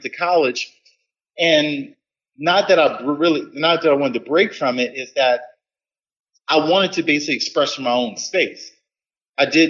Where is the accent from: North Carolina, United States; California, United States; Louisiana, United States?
Louisiana, United States; New Orleans; my roots growing up in New Orleans